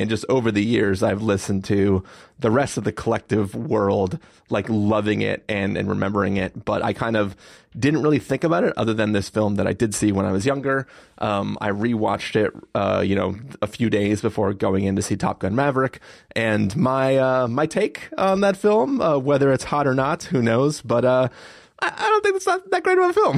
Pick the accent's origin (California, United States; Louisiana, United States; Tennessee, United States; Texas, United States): California, United States; San Diego; growing up in San Diego